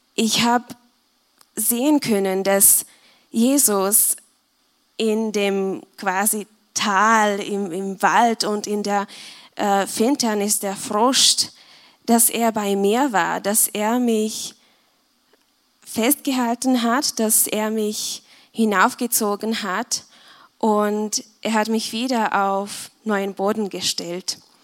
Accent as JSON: {"language": "German", "country": "Czechia", "moved": "as an adult", "lives_now": "Austria", "said": "ich komme aus Tschechien und ich bin seit dreieinhalb Jahren hier in Österreich"}